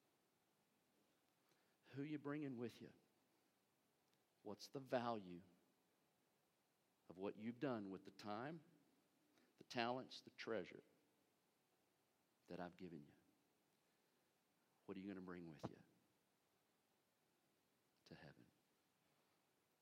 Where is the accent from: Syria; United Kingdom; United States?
United States; I'm an American